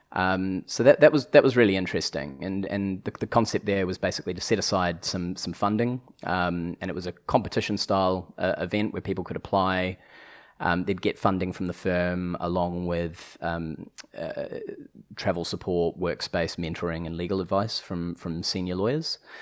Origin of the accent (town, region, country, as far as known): New Zealand; accent: New Zealand; moved away